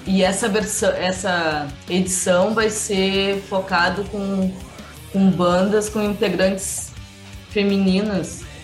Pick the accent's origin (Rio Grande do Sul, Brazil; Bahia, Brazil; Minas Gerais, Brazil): Rio Grande do Sul, Brazil; Porto Alegre; E nós somos de Porto Alegre